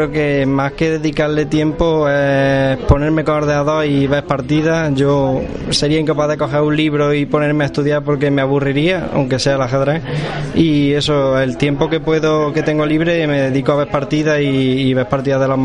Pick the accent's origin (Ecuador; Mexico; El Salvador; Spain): Spain; Córdoba, Andalusia; De Córdoba Capital.